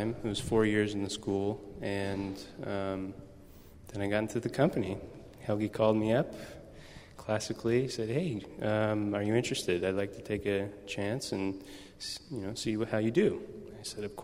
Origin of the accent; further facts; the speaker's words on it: Salem, Oregon, United States; now in San Francisco, United States; I was born and raised in Salem, Oregon.